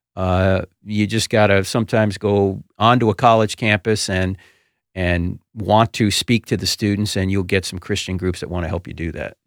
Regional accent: New Jersey, United States; brought up Roman Catholic because I'm from New Jersey and it's law.

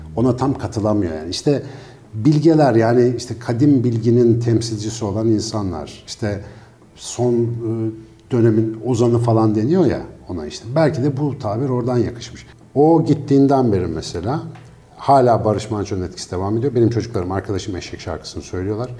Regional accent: Ankara, Turkey; benim büyüdüğüm yerde mesela Ankara Etlik'te

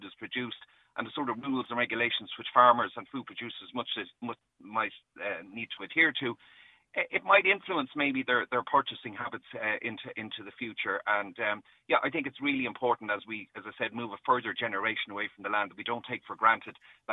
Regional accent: Dublin, Leinster, Ireland; I grew up in Dublin, in Castleknock, so I grew up in the suburbs

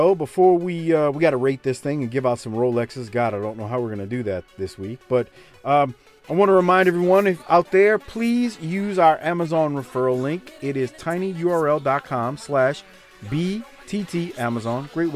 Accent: New Orleans, Louisiana, United States; I grew up in New Orleans

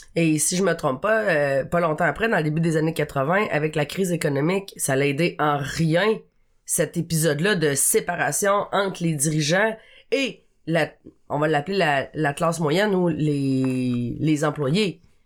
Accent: Abitibi, Quebec, Canada; je viens euh, de l'Abitibi, qui est quand même une région... Euh un peu éloigné euh, des grands centres

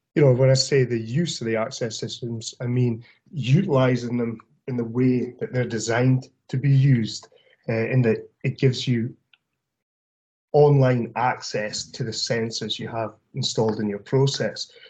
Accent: Aberdeen, Scotland, United Kingdom; moved away as an adult; now in The Woodlands, United States; I'm originally from Aberdeen area yeah. in Scotland

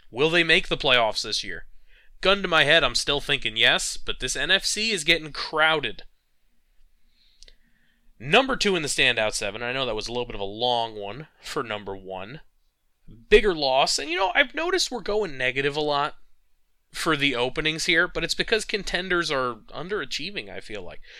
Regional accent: New York, United States; as a New Yorker

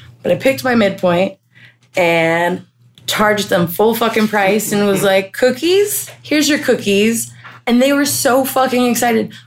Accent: Utah, United States; moved away as an adult; now in Washington, United States; Growing up in Utah

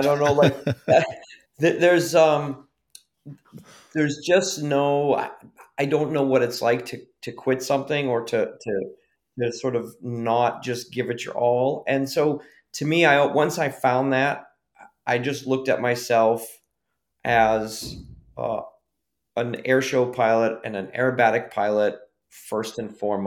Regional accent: just outside of Boston, Massachusetts, United States; I grew up just outside of Boston, Massachusetts

